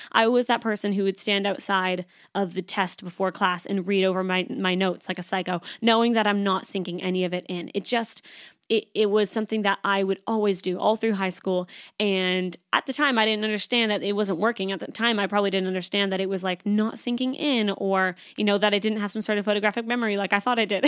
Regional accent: Canada; moved away as an adult; now in Sydney, Australia; I am Canadian. I moved to Sydney, Australia about three and a half years ago, almost

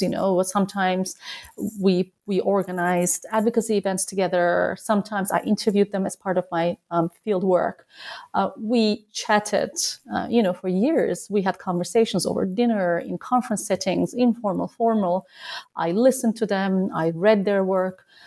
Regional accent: Turkey; moved away as an adult; also born or lived in United States; now in Berlin, Germany; I am from Turkey, originally born and raised

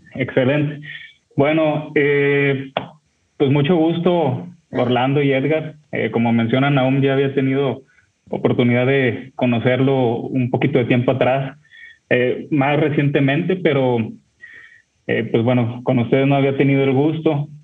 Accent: Torreón, Coahuila, Mexico; now in Monterrey, Mexico; yo soy de Monterrey, México, los escucho desde acá, eh, vivo aquí, pero yo soy originario de Torreón, Coahuila

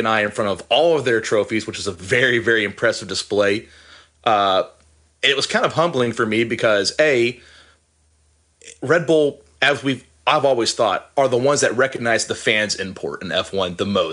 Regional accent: United States; being an American

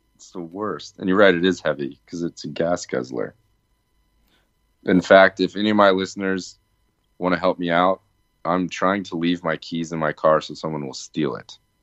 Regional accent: Virginia, United States; Growing up in Virginia

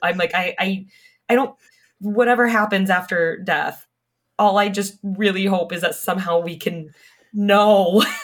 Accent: California, United States; I grew up in California, and so we were on the ah, West Coast

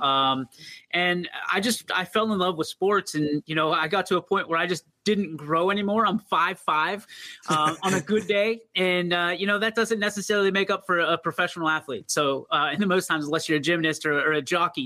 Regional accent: East Palestine, Ohio, United States; I'm actually an East Palestine kid. You know, born okay. and raised a Bulldog

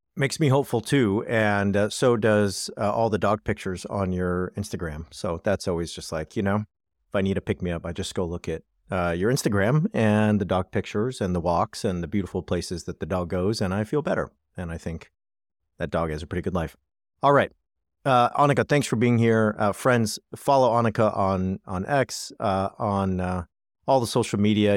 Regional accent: United States; as an American

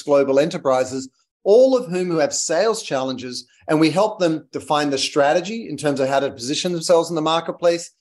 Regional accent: Australia; moved away as an adult; also born or lived in London / United States; I'm Australian, as you can hear

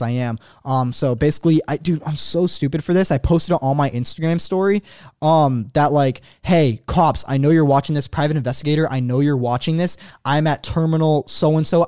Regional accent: San Diego, California, United States; I'm from San Diego

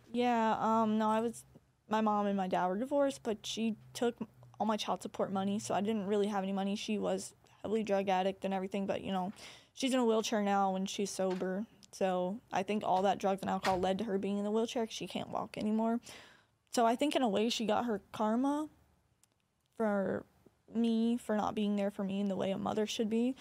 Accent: Corpus Christi, Texas, United States; my hometown

